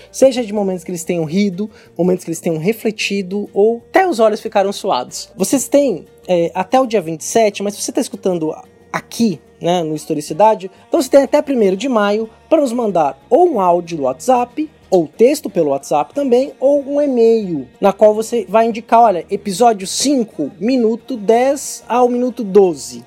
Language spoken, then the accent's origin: Portuguese; Brazil; o país que tem a maior população negra fora da África, sim, sim. que somos nós